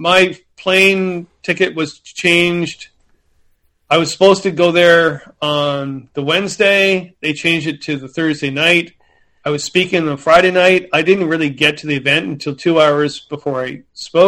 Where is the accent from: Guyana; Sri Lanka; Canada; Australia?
Canada; I'm from Canada